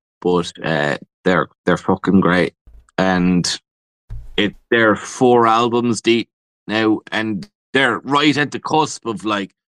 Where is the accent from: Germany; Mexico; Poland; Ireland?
Ireland; We have a statue of him in Dublin